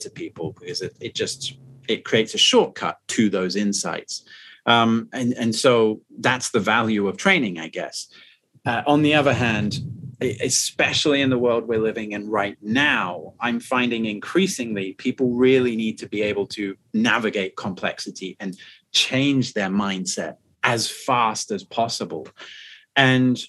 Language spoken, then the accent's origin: English; United Kingdom; moved away as an adult; now in Shanghai, China; for me as a Brit, when I first moved to China